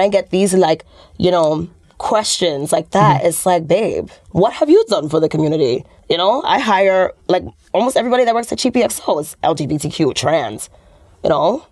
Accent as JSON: {"language": "English", "town": "New York City", "region": "New York", "country": "United States", "said": "I'm from New York City"}